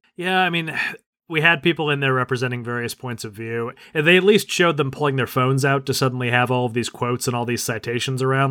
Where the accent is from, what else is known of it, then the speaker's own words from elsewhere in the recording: United States; as an American